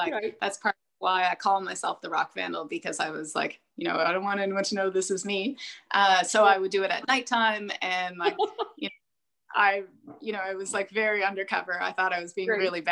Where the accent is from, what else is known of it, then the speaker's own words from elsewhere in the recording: Hamilton, Ontario, Canada; now in Twillingate, Canada; I'm from Hamilton, Ontario